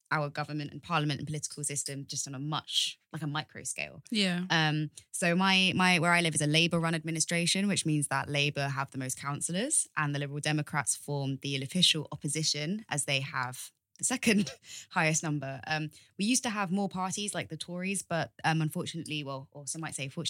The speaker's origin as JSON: {"language": "English", "area": "Tulse Hill", "region": "London", "country": "United Kingdom", "tie": "born or raised there", "also_born_or_lived": "Southwark", "said": "I grew up in Tolls Hill. There is Tolls Hill Ward"}